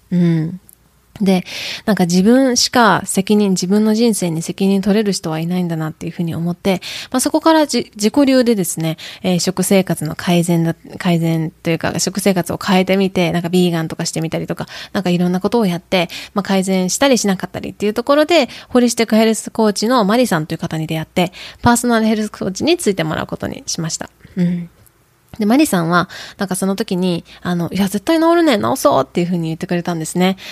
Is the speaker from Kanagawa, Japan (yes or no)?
no; Kyoto, Japan; accent: Kyoto-ben, Kansai-ben; Tokushima Awa-ben; first language Japanese; also born or lived in Tokushima, Japan; now in United States; 私は日本で生まれ育って、えー、徳島で生まれて京都で過ごしました。